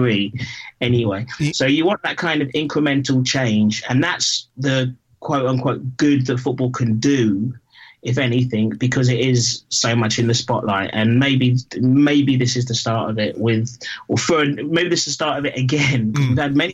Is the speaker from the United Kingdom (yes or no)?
yes; London, United Kingdom; I grew up in Battersea, and you walked to school with CFC NF on the wall in 1981.